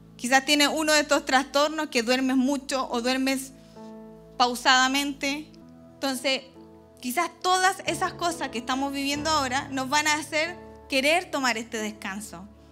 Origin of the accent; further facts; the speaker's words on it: Chile; Aquí decimos como buen chileno